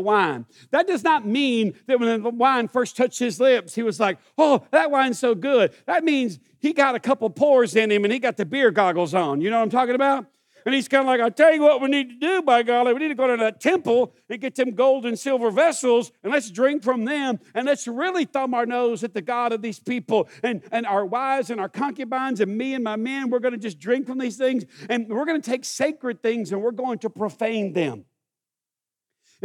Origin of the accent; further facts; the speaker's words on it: United States; I grew up in this town